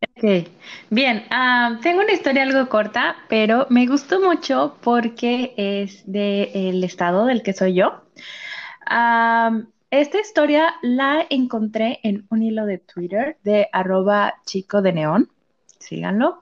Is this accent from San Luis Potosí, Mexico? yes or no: yes; San Luis Potosí, Mexico; de aquí, de donde yo soy, o sea, si soy de San Luis, pero no de la capital